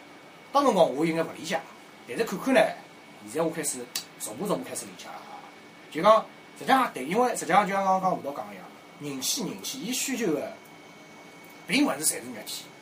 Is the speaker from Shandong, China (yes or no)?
no; Fujian, China; accent: Fujian; 不。好意思哦，我讲有点福建口音。